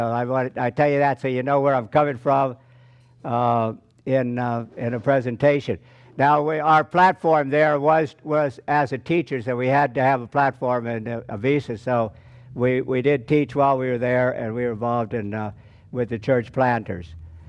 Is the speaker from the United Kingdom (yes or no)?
no; Indonesia; I'm being from Indonesia, as opposed to Brother Elijah, who stirred us up.